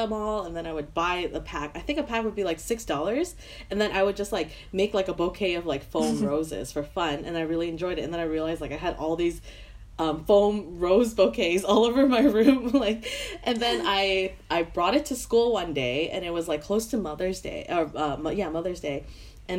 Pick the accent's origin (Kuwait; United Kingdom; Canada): Canada; Vancouver, British Columbia